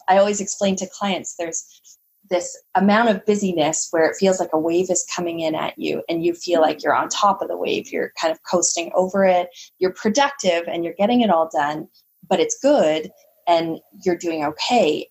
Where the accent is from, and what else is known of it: Canada